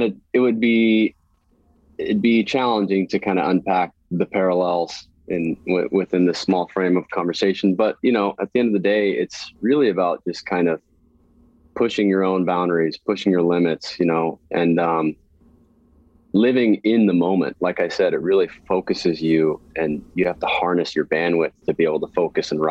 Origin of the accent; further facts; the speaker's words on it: Santa Cruz, California, United States; I was born and raised in Santa Cruz, California